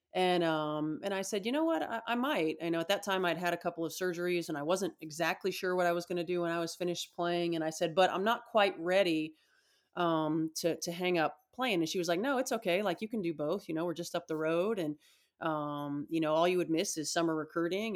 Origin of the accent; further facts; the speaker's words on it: Indiana, United States; growing up in Indiana